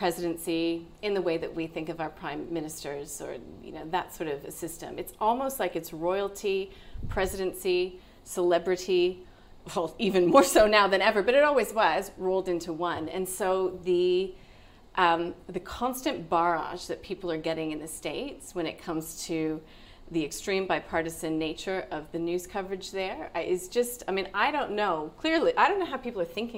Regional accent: Canada; now in Australia; I've been in Australia for such a long time now, and I'm actually Canadian

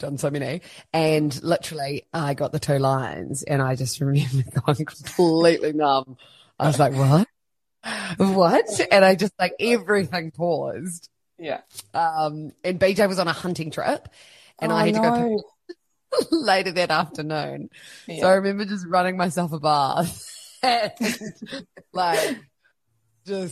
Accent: Christchurch, Canterbury, New Zealand; moved away as an adult; also born or lived in Melbourne, Australia; I am originally from Christchurch, New Zealand

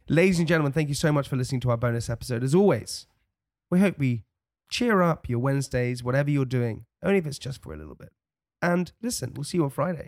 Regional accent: London, United Kingdom; accent: posh; also born or lived in Chelsea; I'm straight outta West Brampton. I got blonde hair and I sound real posh.

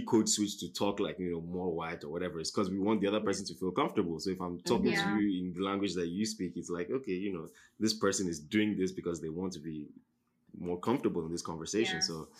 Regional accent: Nigeria; now in United States; Because if I go back home to Nigeria now for a vacation or whatever, my accent will change depending

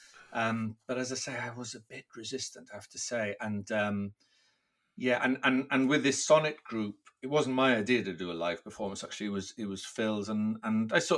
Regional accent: Wales, United Kingdom; first language Welsh; English is a second language; I'm Welsh, and performing is very much a part of Welsh life, especially growing up speaking Welsh

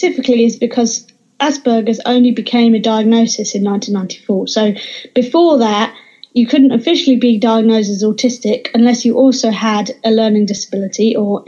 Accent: Suffolk, East of England, United Kingdom; now in London, United Kingdom; I grew up in Suffolk.

